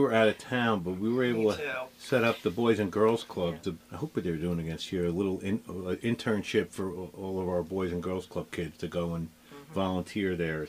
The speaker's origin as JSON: {"language": "English", "region": "New Jersey", "country": "United States", "said": "I come from New Jersey, so there was like 42 deputy lottery commissioners within 10 years."}